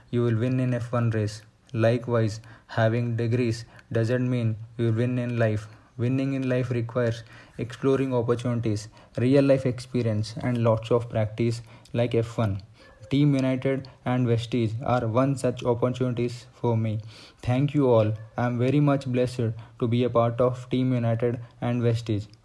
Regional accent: Hyderabad, Telangana, India; I have completed my engineering from mechanical. I was born and brought up in Hyderabad. Being in a middle class family, like every parents

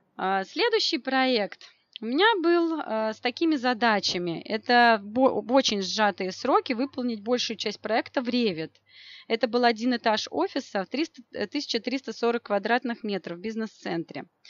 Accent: Moscow, Russia; я из Москвы, и моя профессия архитектор

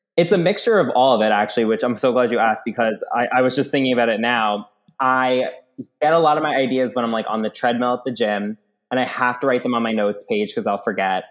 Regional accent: Long Island, New York, United States; moved away; I'm from Long Island, grew up there

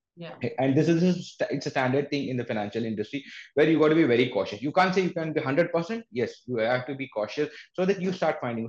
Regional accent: India; we as an Indian

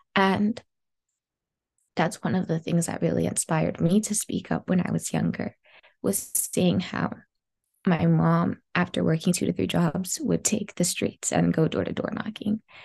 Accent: Los Angeles, California, United States; I grew up in South Los Angeles

